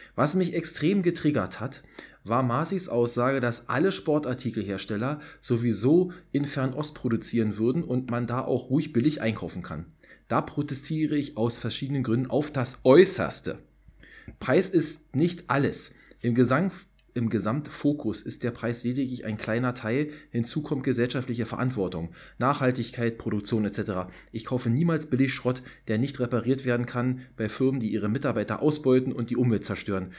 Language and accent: German; Berlin, Germany; accent: Berlin dialect; Ich bin in Berlin-Friedrichshain geboren.